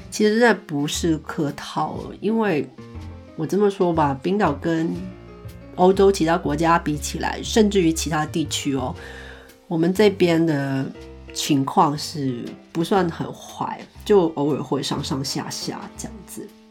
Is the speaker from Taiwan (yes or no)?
no; Hong Kong; moved away as an adult; now in Iceland; 因为我是香港人嘛， 零三年的时候呢，我们经历过SARS